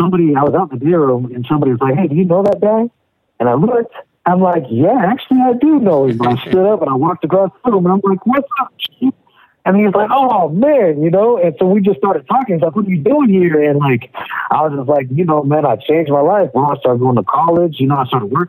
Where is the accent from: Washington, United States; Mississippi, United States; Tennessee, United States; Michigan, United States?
Washington, United States; Spokane; also born or lived in Tacoma, Washington; I was born in Tacoma, Washington. I'm from the west coast of America, but I've lived pretty much my whole life in Spokane